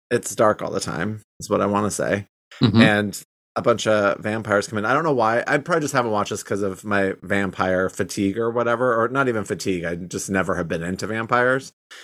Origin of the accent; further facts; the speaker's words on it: Michigan, United States; accent: Michigan; sometimes when people mention I have, like, a sort of Michigan accent, I think that is my old accent.